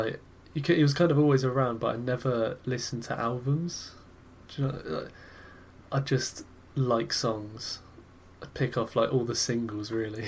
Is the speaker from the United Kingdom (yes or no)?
yes; United Kingdom; I'm from the United Kingdoms.